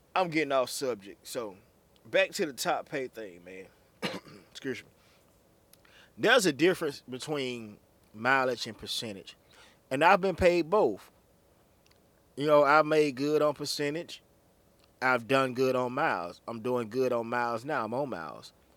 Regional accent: Anguilla, Mississippi, United States; I was just a little boy from the country down a little town called Anguilla, Mississippi

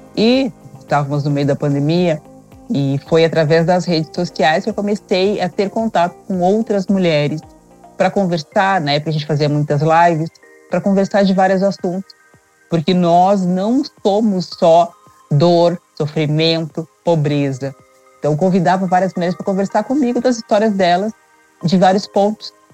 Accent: Cachoeira do Sul, Rio Grande do Sul, Brazil; now in Gramado, Brazil; eu sou do Rio Grande do Sul, sou de Cachoeira do Sul, porém eu tive muitas dificuldades quando eu vim morar aqui em Gramado

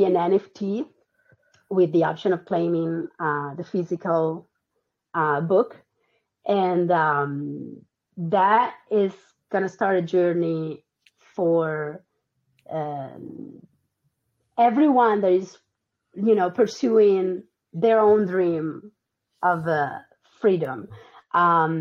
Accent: Tuscany, Italy; moved away as an adult; also born or lived in Argentina / Milan, Italy; now in United States; I was born in Argentina. I moved to Italy when I was 3. I grew up in Tuscany. Then I went to college in Milan.

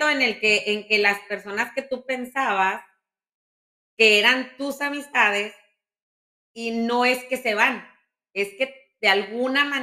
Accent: Mexico; de que nos vinimos de México, y en la iglesia, pues estaba Esther y estaba Marlene.

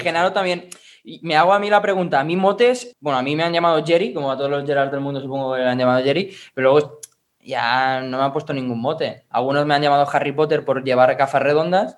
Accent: Catalonia, Spain; yo como buen catalán que soy

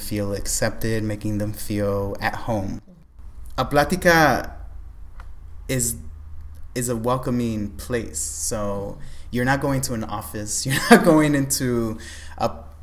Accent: Chicago, Illinois, United States; Born and raised in Humboldt Park, in a predominantly Puerto Rican neighborhood.

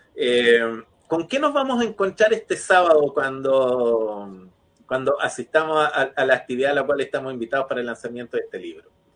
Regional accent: Chile; now in Chillán, Chile; yo no soy de Ñuble, yo me, crié en otra región y una de las cosas que me llamó la atención cuando llegué a Chillán

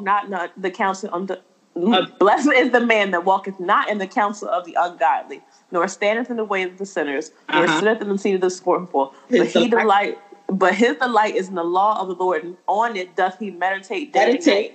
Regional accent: Philadelphia, Pennsylvania, United States; I grew up in West Philly

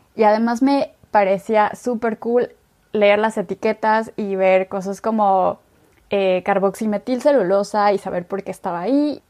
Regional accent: Mexico City, Mexico; soy mexicana, nací en la Ciudad de México

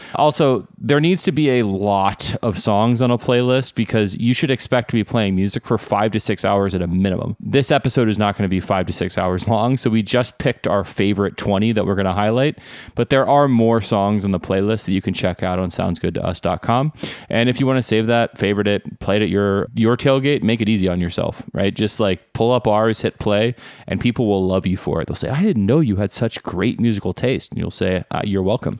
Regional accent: Nashville, Tennessee, United States; also born or lived in Buffalo, New York; Nashville, Tennessee, where I grew up and currently reside

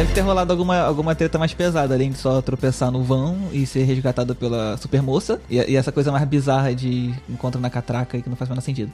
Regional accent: Rio de Janeiro, Brazil; eu sou, eu sou do Rio

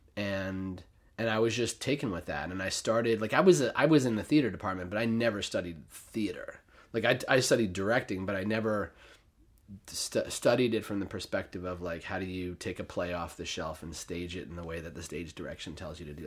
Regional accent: New York City, New York, United States; also born or lived in Saratoga Springs; I grew up on the Upper East Side of Manhattan

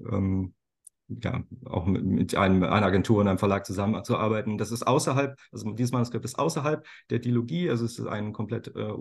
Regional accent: Potsdam, Brandenburg, Germany; also born or lived in Atlanta, United States; ich bin, bin gebürtiger Potsdamer.

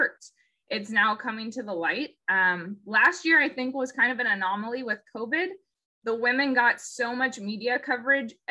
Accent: Seattle, Washington, United States; also born or lived in Chicago; I am from the Seattle area originally and played college basketball in Chicago

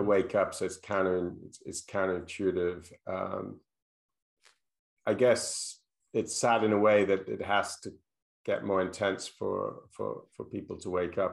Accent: England, United Kingdom; also born or lived in London; now in United States; when I grew up in England, I lived mainly in the countryside

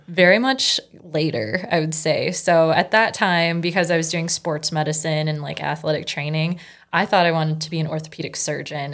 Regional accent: Fergus Falls, Minnesota, United States; also born or lived in Colorado Springs; I was born and raised here in Fergus Falls

